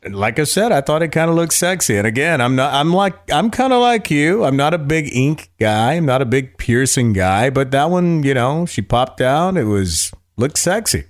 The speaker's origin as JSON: {"language": "English", "town": "Raleigh", "region": "North Carolina", "country": "United States", "tie": "born or raised there", "also_born_or_lived": "Myrtle Beach, South Carolina / Los Angeles, California / Ventura, California / Virginia Beach, Virginia", "moved": "as an adult", "said": "Raleigh, North Carolina was where I was born. Graduated from Western Carolina University"}